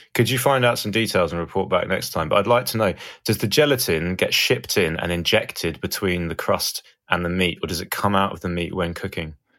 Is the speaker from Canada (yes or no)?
no; Brighton, South East England, United Kingdom; I'm from Brighton